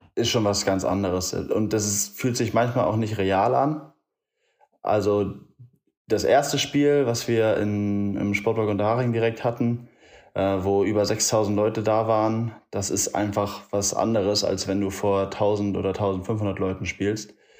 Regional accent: Elmshorn, Schleswig-Holstein, Germany; now in Munich, Germany; Komme ursprünglich aus der Nähe von Hamburg. Äh, Elmshorn heißt

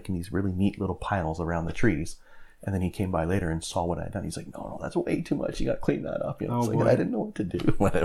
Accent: St. Thomas, Ontario, Canada; also born or lived in Oklahoma / Iowa / Georgia; I was born in St. Thomas here

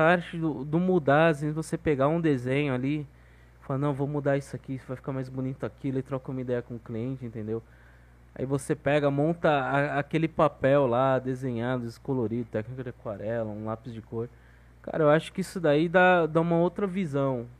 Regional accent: Guarujá, São Paulo, Brazil; also born or lived in Maceió, Alagoas; eu me criei no litoral, velho, de São Paulo, Guarujá

